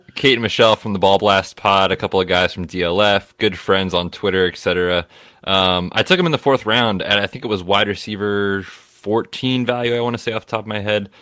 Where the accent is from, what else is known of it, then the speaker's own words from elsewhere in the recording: Pennsylvania, United States; I'm a PA guy. I grew up in Pennsylvania